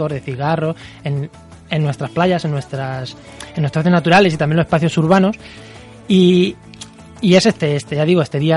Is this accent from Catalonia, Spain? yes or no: no; Castilla-La Mancha, Spain; accent: Manchego; yo por mi forma de hablar soy manchego, creo